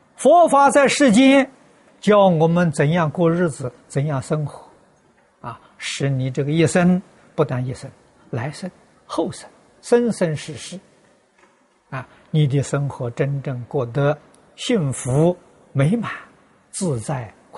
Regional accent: China; 我们中国人

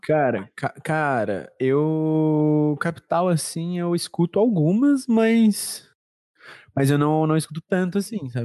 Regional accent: Brazil; A gente, como como brasileiro

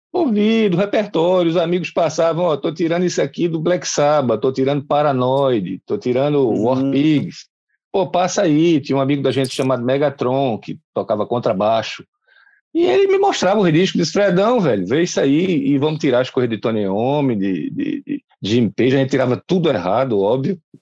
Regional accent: Recife, Pernambuco, Brazil; eu comecei gurizinho numa escola chamada Padre Donino, no bairro de Casa Forte, eu sou pernambucano

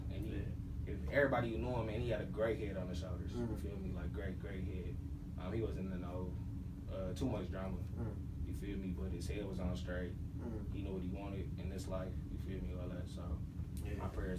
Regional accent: United States; Like, I'm a Native American. I'm Indian, and they pay literally $5 for every man, woman, and child.

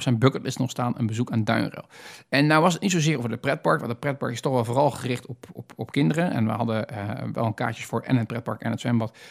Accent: Netherlands; als Hollander

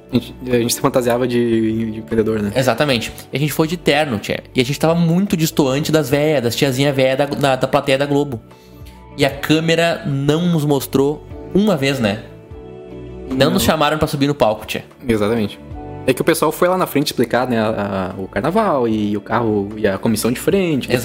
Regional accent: Palmeira das Missões, Rio Grande do Sul, Brazil; born there; now in Porto Alegre, Brazil; aqui, do, de Porto Alegre, Rio Grande do Sul. Eu nasci em Palmeira das Missões. Uma cidade desconhecida, fica no norte do estado.

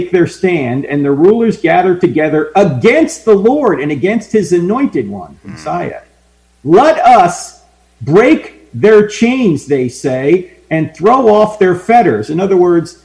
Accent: New Jersey, United States; moved away; I grew up near New York. I grew up in New Jersey.

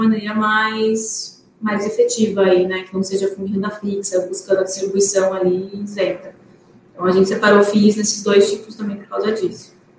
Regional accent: Paraná, Brazil; eu sou do Paraná

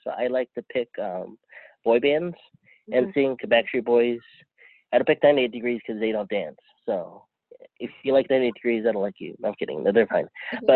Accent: San Diego, California, United States; I grew up in San Diego, which parts of it have Filipino, but parts of it don't.

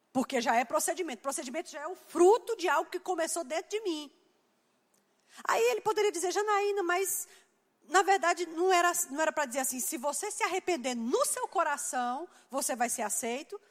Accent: Campina Grande, Paraíba, Brazil; A gente chama isso lá em Campina de pantim.

